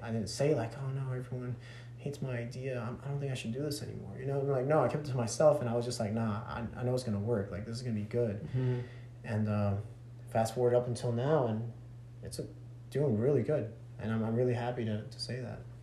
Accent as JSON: {"language": "English", "town": "Chatsworth", "region": "Georgia", "country": "United States", "tie": "born or raised there", "also_born_or_lived": "California / Dalton", "said": "I was born in California, and I was raised in Chatsworth up until the age of two, 11"}